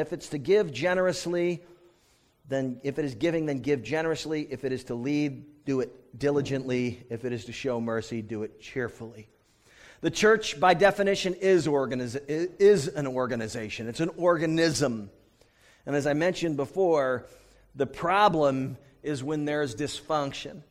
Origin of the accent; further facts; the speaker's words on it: United States; I'm from the United States